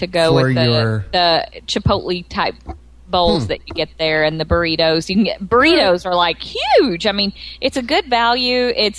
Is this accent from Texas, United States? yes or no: yes; Texas, United States; I'm Texan.